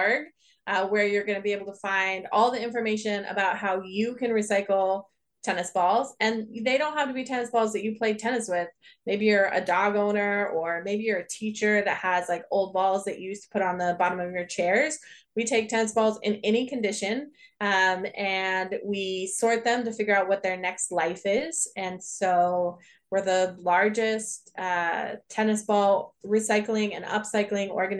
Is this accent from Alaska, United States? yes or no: no; Tehachapi, California, United States; I grew up in Southern California, in a little town called Tehachapi